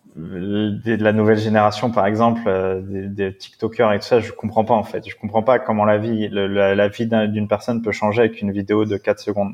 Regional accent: La Courneuve, Île-de-France, France; also born or lived in Paris / Brittany; j'ai été élevé dans le 93

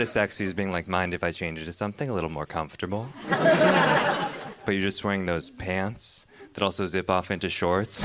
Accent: Pacific Northwest, United States; grew up in the Pacific Northwest

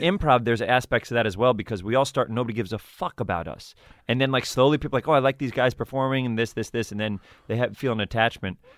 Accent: New York City, New York, United States; also born or lived in Edgemont, New York; I grew up in Riverdale

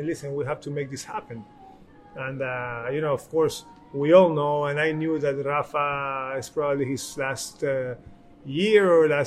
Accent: Guayaquil, Guayas, Ecuador; here, live, in my hometown, in my home club.

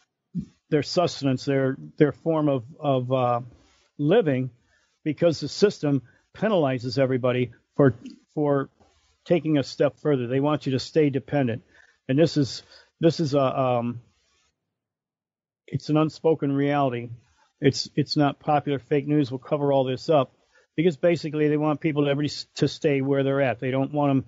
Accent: Detroit, Michigan, United States; growing up there, it's like after being in Brightmoor, no place on this planet scares me.

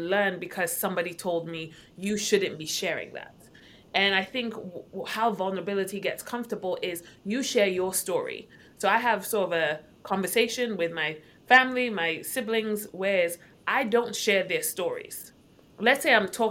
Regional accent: Accra, Greater Accra, Ghana; moved away as an adult; now in United States; born and raised in Accra, Ghana. Moved to the States a couple years ago and by a couple, I mean like 14.

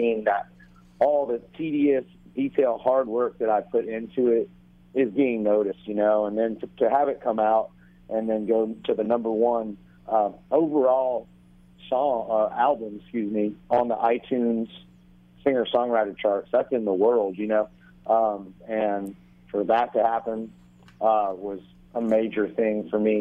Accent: Myrtle Beach, South Carolina, United States; also born or lived in St. Simons Island, Georgia; now in Nashville, United States; I'm originally from Myrtle Beach, South Carolina

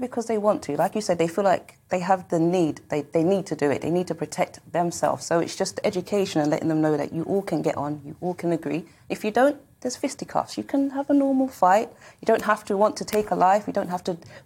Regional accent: London, United Kingdom; growing up in South London or London in particular

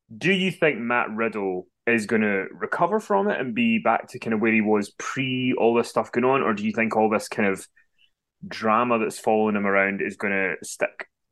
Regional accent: Glasgow, Scotland, United Kingdom; I'm from Glasgow, though. We all s, we swear we're a sweary people.

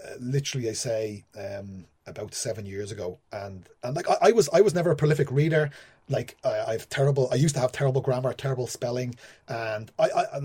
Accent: Ireland; moved away; being Irish and being a writer

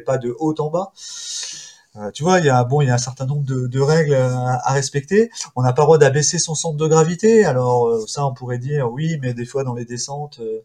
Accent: Val-André, Brittany, France; je suis originaire d'un petit village des Côtes d'Armor qui est Val-André, d'un petit port de Daouette

